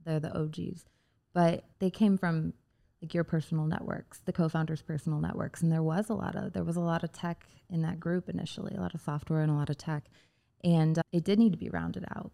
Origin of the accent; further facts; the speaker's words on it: Indiana, United States; a part of the state I spent a lot of time in growing up in Indiana